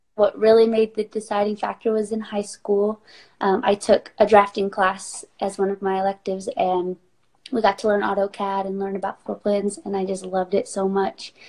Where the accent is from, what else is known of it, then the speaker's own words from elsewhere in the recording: North Carolina, United States; now in Phoenix, Arizona, United States; I grew up in North Carolina in a small town